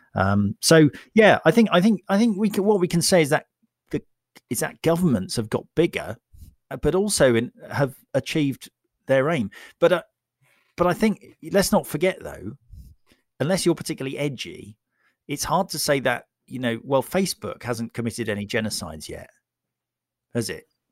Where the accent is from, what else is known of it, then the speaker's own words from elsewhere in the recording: United Kingdom; I'm British